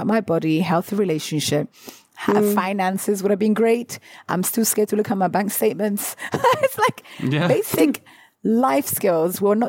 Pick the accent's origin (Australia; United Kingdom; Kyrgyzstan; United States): United Kingdom; as British people